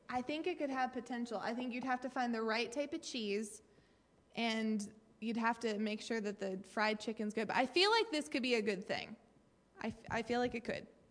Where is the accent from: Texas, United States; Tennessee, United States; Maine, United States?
Maine, United States; I am from Maine